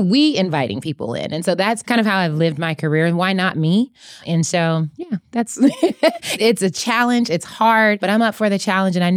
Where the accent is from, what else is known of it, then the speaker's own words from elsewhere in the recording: Austin, Texas, United States; also born or lived in Germany; But but I was actually born in Germany, moved around a lot and kind of grew up in Austin and then just everywhere.